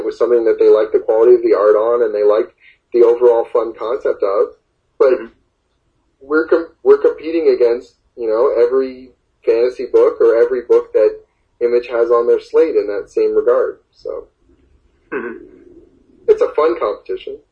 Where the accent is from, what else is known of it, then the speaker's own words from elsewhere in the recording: Oshawa, Ontario, Canada; now in Toronto, Canada; I'm originally from Oshawa